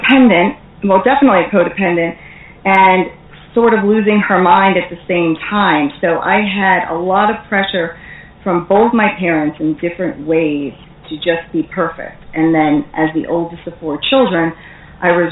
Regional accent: New York area, United States; I am from the New York area, and we do have a reputation for being pretty feisty and tough

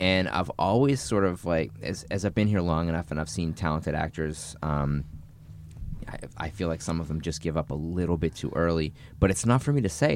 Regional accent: north of Boston, Massachusetts, United States; I grew up in Boston, in, uh, north of Boston

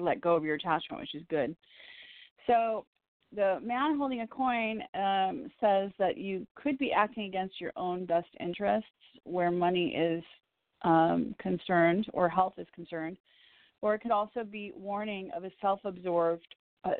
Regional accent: Evanston, Illinois, United States; I was born in Evanston

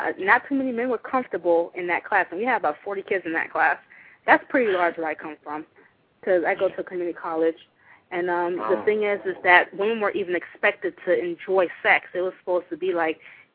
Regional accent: United States; now in Florida, United States; As an American

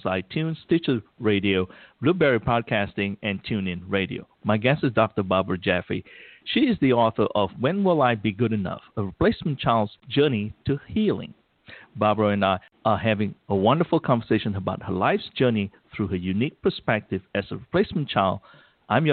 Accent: Malaysia; English is a second language; moved away; growing up in Malaysia

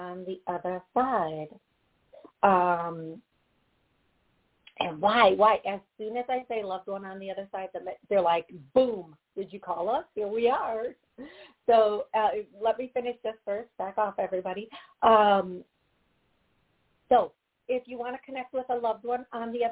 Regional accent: Midwest, United States; I'm from the Midwest, not South

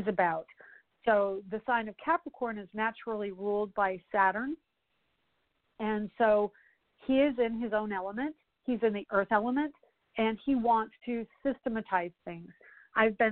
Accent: Colorado, United States; now in Orlando, United States; I'm from Colorado

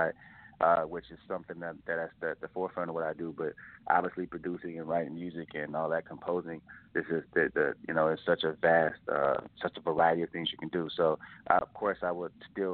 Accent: Detroit, Michigan, United States; also born or lived in Arkansas; now in Phoenix, United States; born and raised in Detroit, lived in Arkansas for like 10 years.

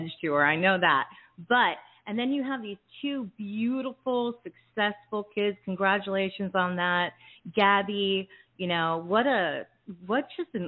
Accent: Hamilton Township, New Jersey, United States; I was born in Jersey as well. I grew up in like Hamilton Township, Mercer County

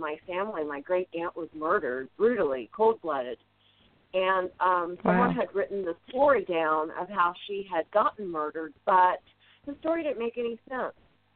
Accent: Evansville, Indiana, United States; my hometown that I love.

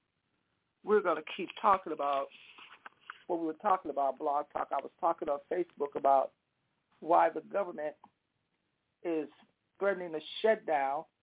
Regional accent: United States; we are Americans

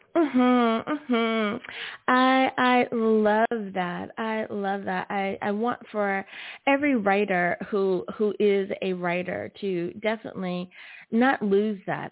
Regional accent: United States; my home country of the USA

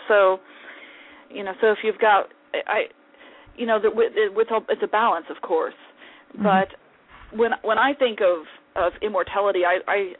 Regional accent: St. Louis, Missouri, United States; moved away as an adult; now in Olathe, United States; I was born in St. Louis

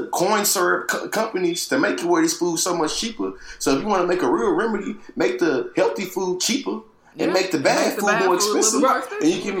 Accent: Texas, United States; my home state of Texas

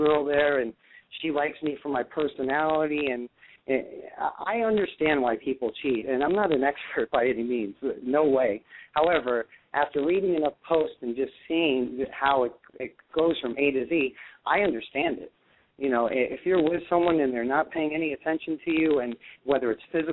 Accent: New York, United States; I'm from New York

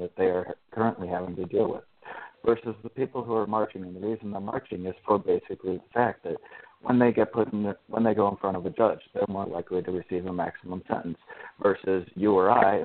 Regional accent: the North, United States; I'm from the North

